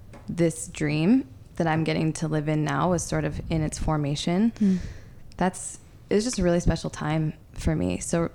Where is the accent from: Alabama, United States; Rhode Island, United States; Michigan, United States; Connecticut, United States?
Michigan, United States; Detroit; also born or lived in Chattanooga, Tennessee; I love that I grew up in Detroit, and that's really where I spent the majority of my life.